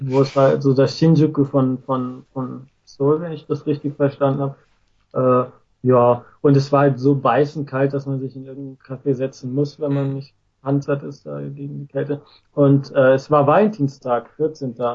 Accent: Germany; now in Japan; als Deutscher

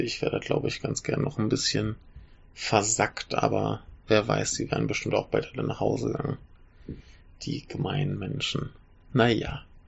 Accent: Germany; moved away; ich bin Deutscher

